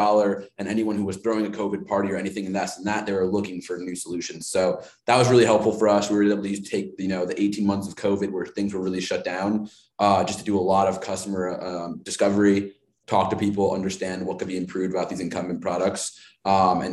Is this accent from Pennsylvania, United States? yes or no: no; Chicago, Illinois, United States; I'm from Chicago